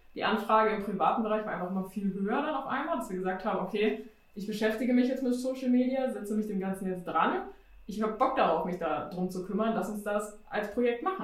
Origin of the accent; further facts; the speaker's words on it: Hanover Region, Lower Saxony, Germany; now in Hanover, Germany; wir sind in der Region Hannover sozusagen aufgewachsen, in dem kleinsten Dorf sozusagen